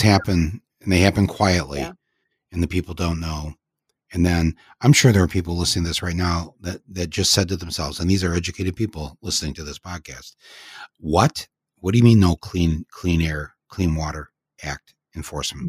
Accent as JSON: {"language": "English", "town": "Flint", "region": "Michigan", "country": "United States", "tie": "born or raised there", "said": "I grew up in and around Flint"}